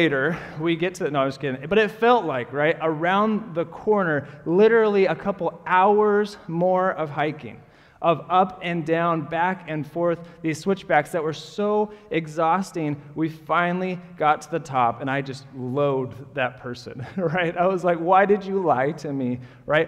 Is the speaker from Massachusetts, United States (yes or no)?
no; Portland, Oregon, United States; I grew up in Portland